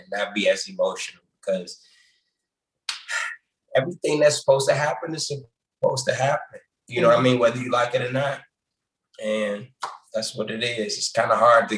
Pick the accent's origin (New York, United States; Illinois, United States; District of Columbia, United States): District of Columbia, United States; Washington; I'm originally from Washington, D.C. I was born in Columbia Hospital for Women, that hospital.